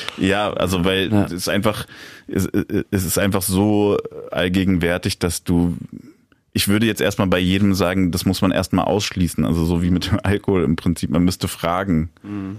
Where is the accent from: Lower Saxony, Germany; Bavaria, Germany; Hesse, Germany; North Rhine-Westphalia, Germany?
Hesse, Germany; Darmstadt; now in Berlin, Germany; wo ich aufgewachsen bin in Darmstadt